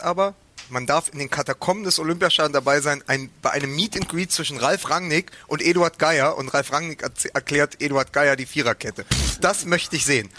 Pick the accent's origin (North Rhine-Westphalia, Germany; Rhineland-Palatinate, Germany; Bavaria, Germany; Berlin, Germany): Berlin, Germany; als Berliner